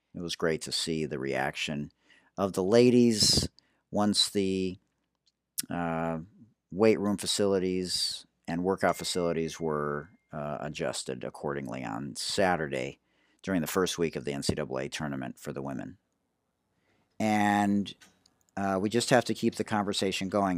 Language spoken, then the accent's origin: English; Detroit, Michigan, United States; now in San Diego, United States; I'm from Detroit.